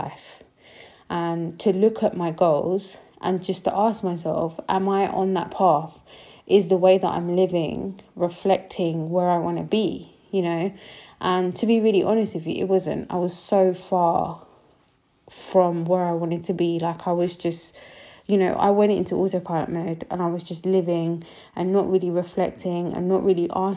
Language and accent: English; United Kingdom; also born or lived in Punjab; I'm a British Sikh, I'm Punjabi too